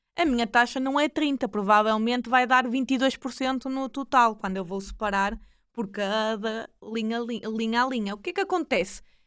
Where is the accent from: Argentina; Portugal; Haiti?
Portugal; Maia, Norte; accent: northern; sou da zona do Porto, uh, mais propriamente da Maia, para quem não tenha notado aqui é o meu norte, sotaque